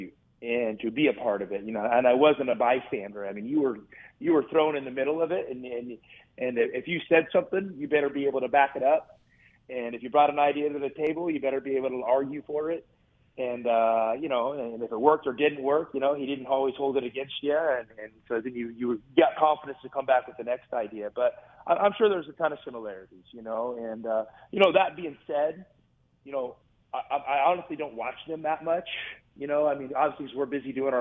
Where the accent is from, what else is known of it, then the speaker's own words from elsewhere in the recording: the Northwest, Pacific Northwest, United States; I grew up, you know, in the Northwest